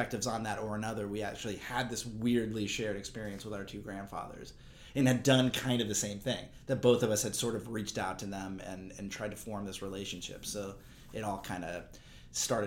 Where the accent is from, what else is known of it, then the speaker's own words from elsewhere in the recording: Berkeley, California, United States; I grew up in Berkeley, California